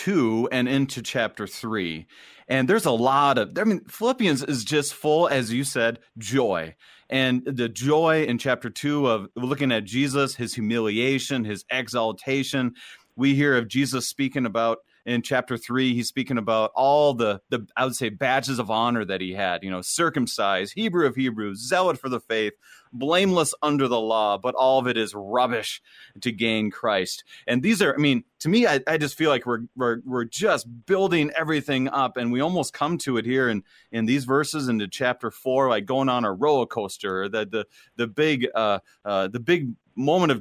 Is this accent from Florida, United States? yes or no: no; Minnesota, United States; I'm from Minnesota